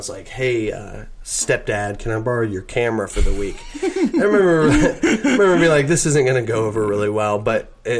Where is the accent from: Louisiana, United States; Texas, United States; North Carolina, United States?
North Carolina, United States; Mocksville; my hometown, which is Mocksville, North Carolina